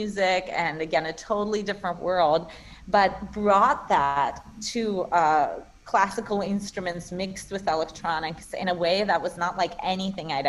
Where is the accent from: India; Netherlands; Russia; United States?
Russia; Saint Petersburg; first language Russian; English is a second language; moved away; I grew up in St. Petersburg, Russia